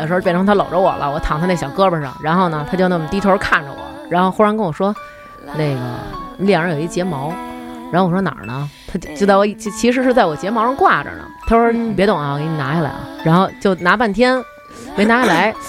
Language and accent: Chinese; China; 我们中国人